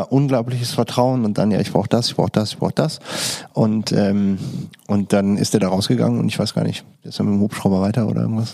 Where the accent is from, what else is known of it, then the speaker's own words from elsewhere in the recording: Düsseldorf, North Rhine-Westphalia, Germany; in Düsseldorf nicht, kennt man das nicht so? Also da, wo ich groß geworden bin